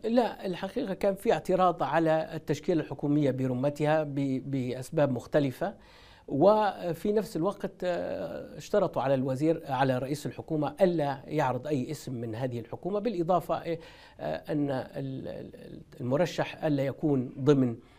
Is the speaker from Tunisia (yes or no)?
no; Tripoli, Tripoli District, Libya; أنا مولود بطرابلس ومن غرب ليبيا